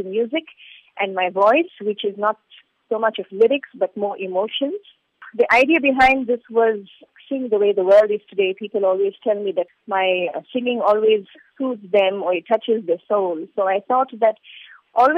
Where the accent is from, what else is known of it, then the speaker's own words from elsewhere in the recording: Durban, KwaZulu-Natal, South Africa; moved away as an adult; now in India; my childhood in a South Africa